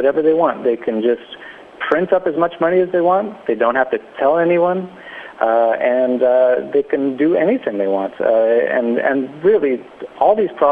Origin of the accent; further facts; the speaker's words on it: Canada; moved away; I'm from Canada